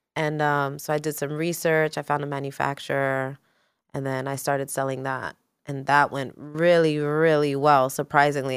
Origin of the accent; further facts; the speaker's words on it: New York City, New York, United States; also born or lived in California; growing up in New York City, growing up being a Latina woman